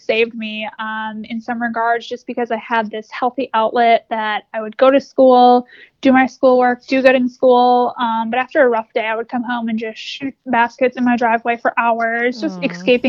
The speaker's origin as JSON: {"language": "English", "region": "Wisconsin", "country": "United States", "tie": "born or raised there", "moved": "yes", "lives_now": "Charlotte, United States", "said": "I grew up in Wisconsin and now live in Charlotte."}